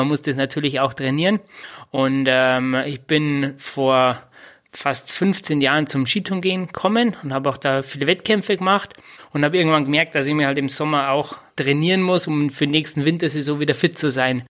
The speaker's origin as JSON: {"language": "German", "town": "Bad Reichenhall", "region": "Bavaria", "country": "Germany", "said": "komme aus Bad Reichenhall."}